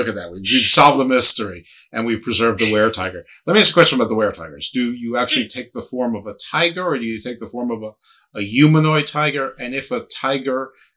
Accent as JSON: {"language": "English", "region": "East Coast", "country": "United States", "said": "I'm a spoiled American from a East Coast suburban city"}